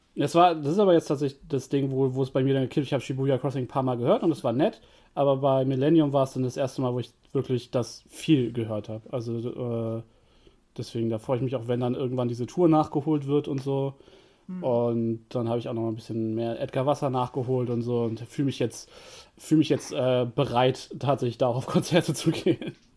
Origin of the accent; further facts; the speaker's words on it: Germany; als Deutscher